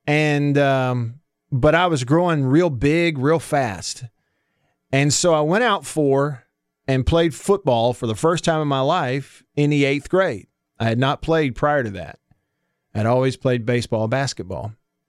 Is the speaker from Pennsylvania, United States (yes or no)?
no; Russellville, Alabama, United States; also born or lived in Prattville; And we did move in the middle of my eighth grade year from the town I grew up in Russellville. We moved to Prattville. So I went to all 4 years of high school there.